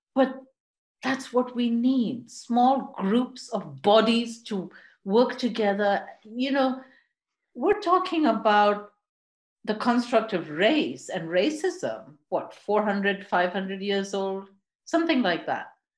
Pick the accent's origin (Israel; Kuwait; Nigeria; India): India; moved away as an adult; also born or lived in Vancouver, Canada / Quebec, Canada; now in United Kingdom; I'm I'm Indian. I grew up in India, lived all across that country, um, settled in the UK